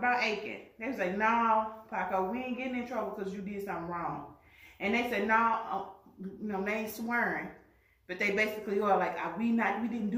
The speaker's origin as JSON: {"language": "English", "town": "St. Louis", "region": "Missouri", "country": "United States", "said": "I'm from St. Louis."}